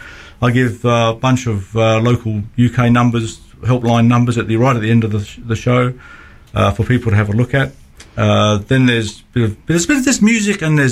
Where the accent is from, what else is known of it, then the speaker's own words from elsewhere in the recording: Australia; I'm the Australian one